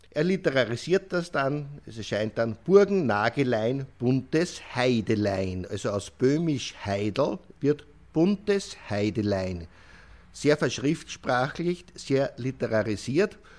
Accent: Austria; Bei uns in Österreich

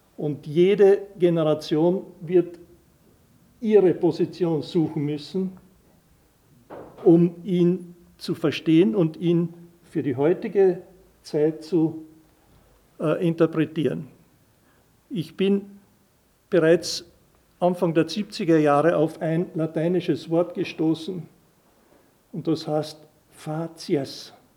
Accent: Carinthia, Austria; wir Kärntner

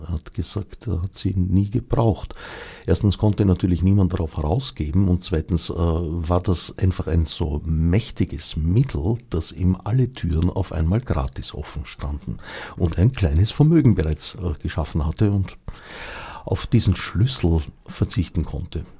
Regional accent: Austria; also born or lived in Switzerland; indem ich eine Zeit lang als Österreicher in der Schweiz

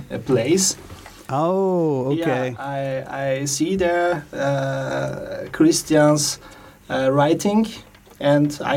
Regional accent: Istanbul, Turkey; also born or lived in Linz, Austria; now in Vienna, Austria; Originally, I am from Turkey, from Istanbul

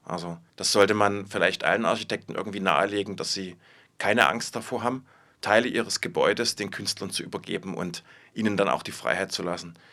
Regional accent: Dresden, Saxony, Germany; moved away as an adult; also born or lived in Zöllnitz/Thuringia; now in Linz, Austria; ich bin in Dresden groß geworden und bin da zur Schule gegangen

